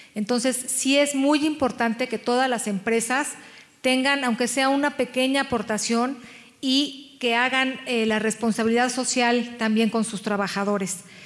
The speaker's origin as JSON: {"language": "Spanish", "country": "Mexico", "said": "nos definen como mexicanas"}